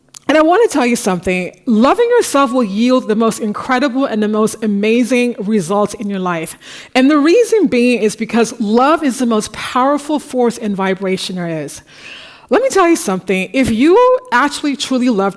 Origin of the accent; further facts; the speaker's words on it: United States; now in Paris, France; I'm an American